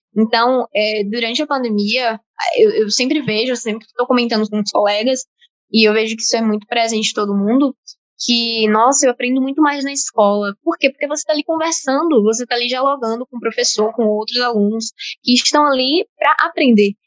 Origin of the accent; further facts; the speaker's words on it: Salvador, Bahia, Brazil; Eu sou de Salvador, Bahia, então também sou time Nordeste